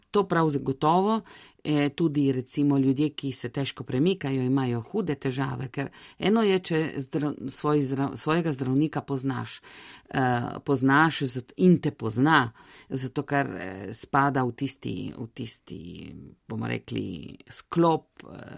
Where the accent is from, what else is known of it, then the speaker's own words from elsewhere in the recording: Italy; smo Slovenci tukaj